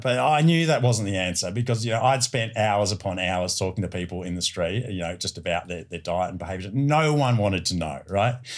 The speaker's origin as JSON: {"language": "English", "town": "Melbourne", "region": "Victoria", "country": "Australia", "tie": "born or raised there", "said": "my hometown of, of Melbourne"}